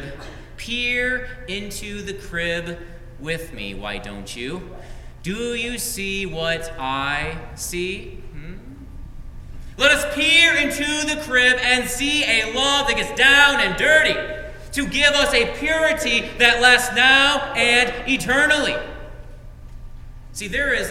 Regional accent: Frankenmuth, Michigan, United States; moved away; I come from Frankenmuth

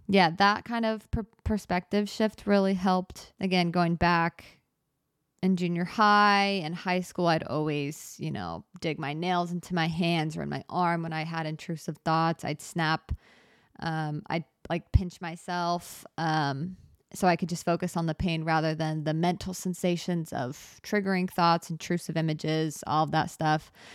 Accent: United States; I'm American

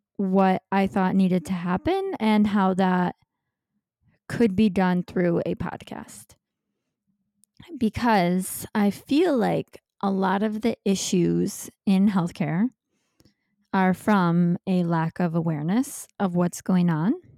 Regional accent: Michigan, United States; moved away as an adult; now in Los Angeles, United States; I'm from Michigan, but I moved out to Los Angeles, California to be with my now husband

